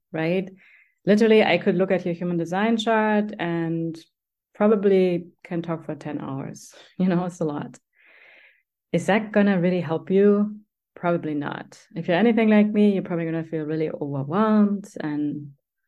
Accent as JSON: {"language": "English", "country": "Germany", "tie": "born or raised there", "said": "growing up in Germany, we have a cellar"}